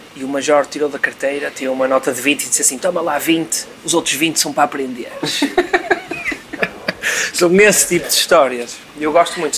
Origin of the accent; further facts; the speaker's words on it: Vila Nova de Gaia, Norte, Portugal; eu não sou do Porto, eu sou de Gaia